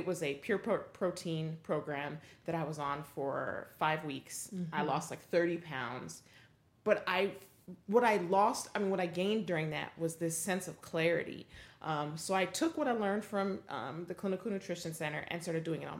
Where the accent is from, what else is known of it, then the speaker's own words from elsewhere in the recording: Denver, Colorado, United States; So I grew up in the Midwest